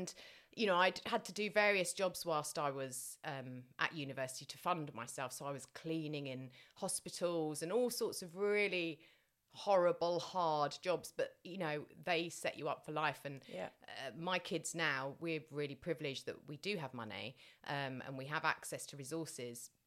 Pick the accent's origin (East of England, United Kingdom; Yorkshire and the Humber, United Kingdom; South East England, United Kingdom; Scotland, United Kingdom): South East England, United Kingdom; Tunbridge Wells; I was brought up in Tunbridge Wells